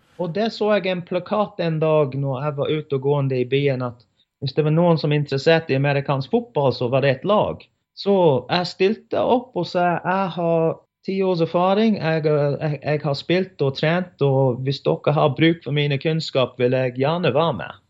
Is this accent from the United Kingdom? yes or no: yes; England, United Kingdom; now in Norway; hjemme i England